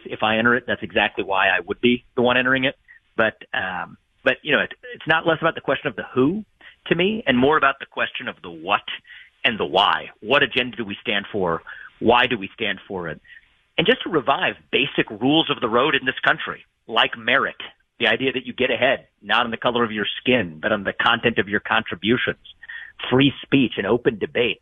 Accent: Ohio, United States; my home state where I'm talking to you now from in Ohio

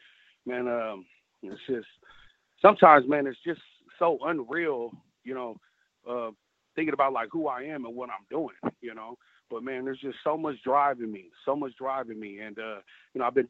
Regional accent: Sacramento, California, United States; also born or lived in San Francisco, California; I'm actually grew up in Sacramento, California, about an hour and 30 minutes away.

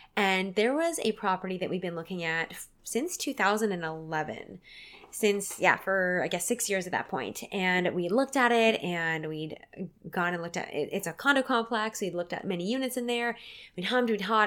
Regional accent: Port Alberni, British Columbia, Canada; my hometown of Port Auvergne

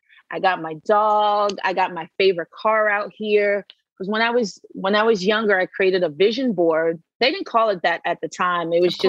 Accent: East Coast, United States; now in Los Angeles, United States; Like I was from the East Coast. We're like very quick and we talk yeah. fast and we're like, go, go, go.

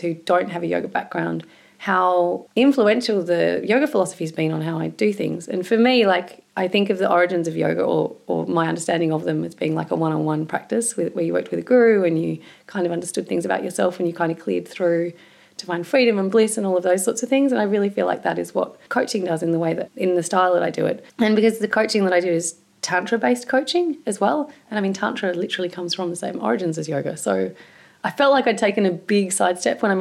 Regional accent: Tasmania, Australia; I grew up in Tasmania

